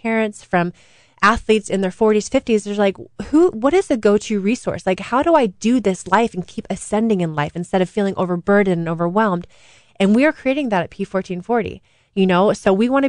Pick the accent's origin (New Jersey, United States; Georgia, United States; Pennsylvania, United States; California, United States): California, United States; Saratoga; I grew up in Saratoga, 20 minutes from Stanford University.